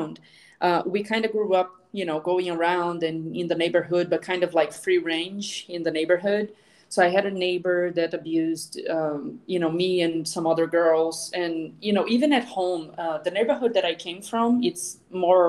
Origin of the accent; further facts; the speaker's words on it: Brazil; moved away as an adult; also born or lived in Boston / Seattle / Florida; I actually grew up in Brazil, where I am back to now